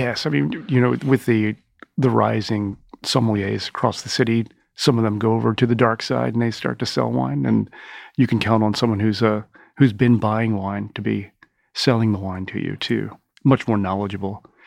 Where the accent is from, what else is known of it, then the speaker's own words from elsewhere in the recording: Owings Mills, Maryland, United States; now in New York, United States; I grew up in Maryland in, uh, in Owings Mills, home of the Ravens training camp